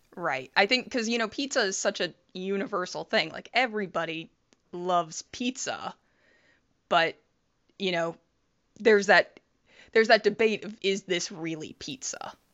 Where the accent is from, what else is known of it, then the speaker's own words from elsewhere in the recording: Toledo, Ohio, United States; I grew up in Toledo, Ohio